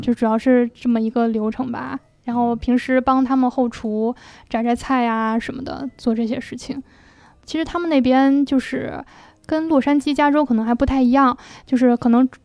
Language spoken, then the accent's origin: Chinese; Beijing, China; 像我是北京人，我在北京待了这么多年了